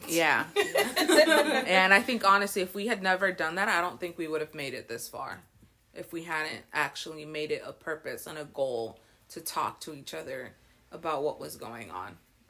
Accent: Florida, United States; I've been friends with Dulce for about 20 years. I was born and raised in Florida, and I am currently teaching first grade in Immokalee.

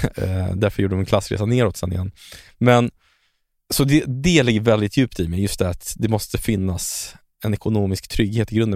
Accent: Stockholm, Stockholm County, Sweden; also born or lived in Chile; jag växte upp i äh, Stockholms fattigaste mm. område.

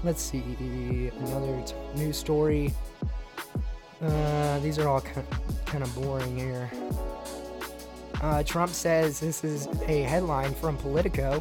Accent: Texas, United States; you're my hometown state

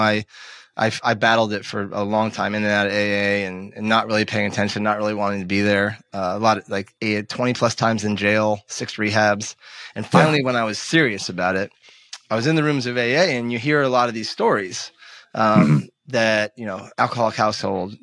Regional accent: Vermont, United States; I grew up in Vermont where the pollen was really, really heavy.

